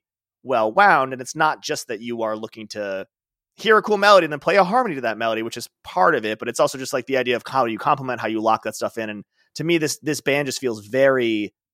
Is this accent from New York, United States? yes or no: no; Chicago, Illinois, United States; I grew up in Chicago.